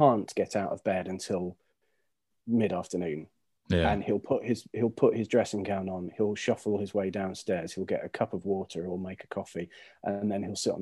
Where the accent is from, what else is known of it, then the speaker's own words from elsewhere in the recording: United Kingdom; we're British